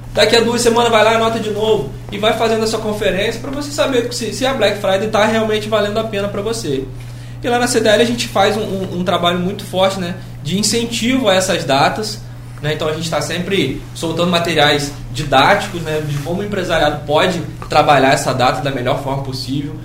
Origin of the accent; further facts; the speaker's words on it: Brazil; a gente, enquanto brasileiro